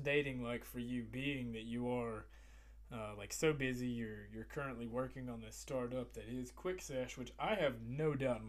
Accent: Bristol, Virginia, United States; I grew up in the Appalachian Mountains, bro. I grew up in Bristol, Virginia

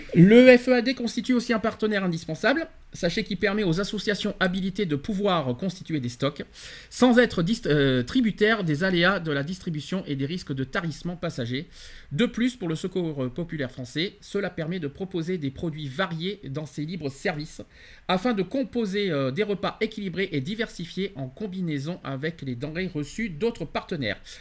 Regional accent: France; chez nous en France

